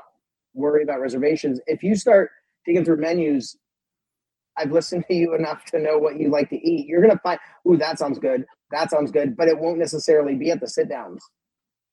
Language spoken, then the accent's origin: English; San Diego, California, United States; I grew up in San Diego